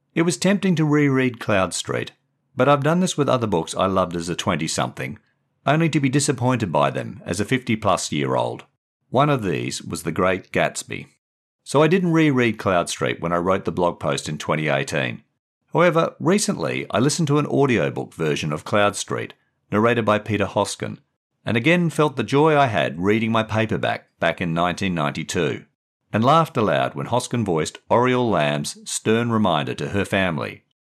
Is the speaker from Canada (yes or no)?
no; Perth, Western Australia, Australia; moved away as an adult; also born or lived in England; my background in Perth